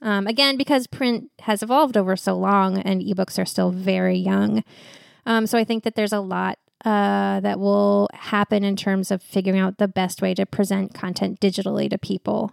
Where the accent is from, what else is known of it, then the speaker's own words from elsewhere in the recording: West Coast, United States; also born or lived in New York; now in Portland, United States; I was from the West Coast, and also, so I had a bunch of family out here.